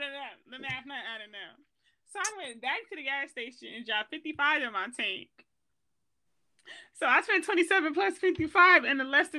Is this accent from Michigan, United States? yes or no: yes; Michigan, United States; we come from Michigan